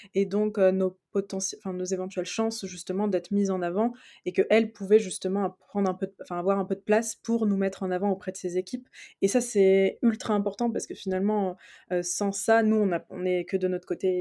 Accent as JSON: {"language": "French", "town": "Reims", "region": "Grand Est", "country": "France", "tie": "born or raised there", "said": "on est originaire de Reims"}